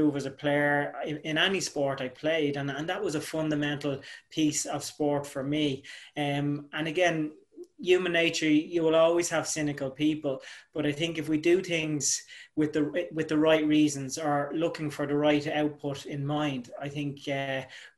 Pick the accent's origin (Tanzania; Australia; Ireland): Ireland; Dublin, Leinster; growing up in Finglas, looking the way I look, I had a father who was Asian